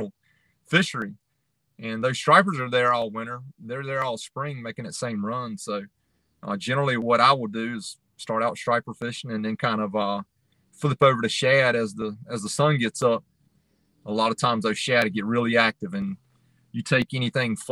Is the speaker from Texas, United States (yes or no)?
no; Roanoke River, North Carolina, United States; I grew up on the Roanoke. That's where I learned to striper fish